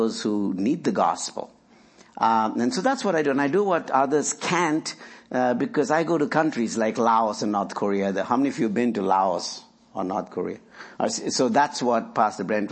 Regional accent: India; now in Lynchburg, United States; I work in India, where I'm from

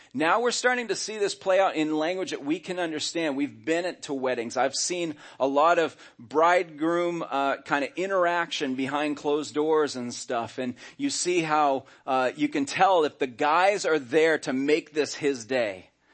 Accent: United States; I was born in America

